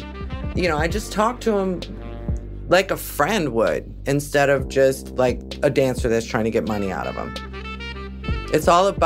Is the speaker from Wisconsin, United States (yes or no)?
yes; Milwaukee, Wisconsin, United States; moved away as an adult; also born or lived in Atlanta, Georgia; my hometown, Milwaukee, Wisconsin